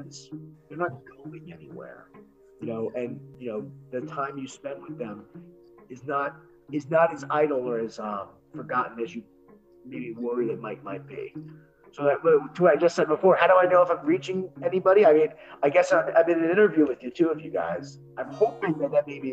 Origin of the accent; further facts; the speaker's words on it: Miami, Florida, United States; now in New Jersey, United States; I'm from Miami